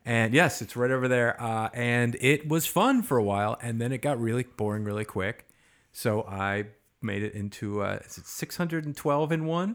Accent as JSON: {"language": "English", "town": "Chicago", "region": "Illinois", "country": "United States", "tie": "born or raised there", "also_born_or_lived": "Wisconsin / Boston", "moved": "yes", "lives_now": "Los Angeles, United States", "said": "I was born in the Midwest, Chicago."}